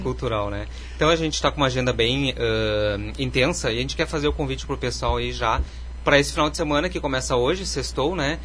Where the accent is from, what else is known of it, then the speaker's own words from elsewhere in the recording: Bagé, Rio Grande do Sul, Brazil; moved away as an adult; also born or lived in Porto Alegre / Frederico Westphalen; now in Carazinho, Brazil; eu sou natural de Bagé, do sul do estado, mas já saí da minha terra natal já há uns 20 anos